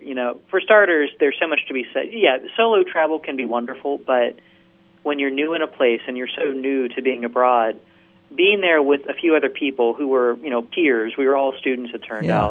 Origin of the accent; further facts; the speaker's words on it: Virginia, United States; also born or lived in Tennessee; I grew up in Virginia. I went to college in Tennessee. I'd never been out of the country before.